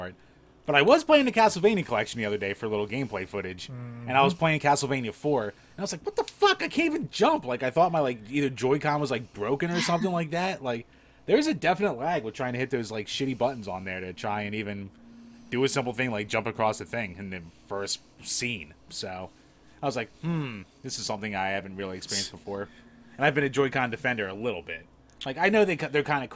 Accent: Philadelphia, Pennsylvania, United States; accent: Philly; my shitty Philly accent

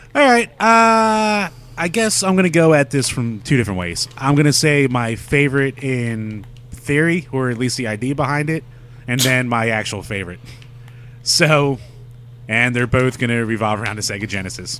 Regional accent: United States; we grew up in America

